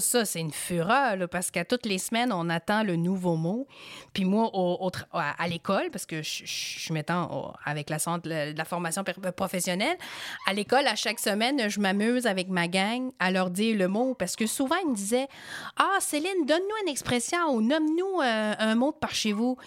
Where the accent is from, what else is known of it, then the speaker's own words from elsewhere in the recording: Fatima, Quebec, Canada; moi, je venais de Fatima